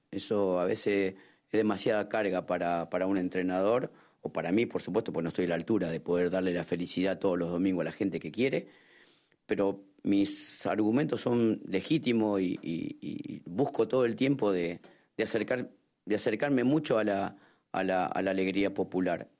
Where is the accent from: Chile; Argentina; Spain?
Argentina; como argentino